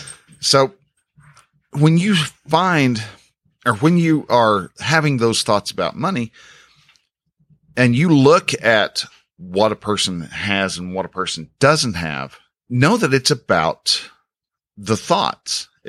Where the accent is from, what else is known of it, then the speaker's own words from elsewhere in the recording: Texas, United States; well, where are you from? Well, I'm from Texas.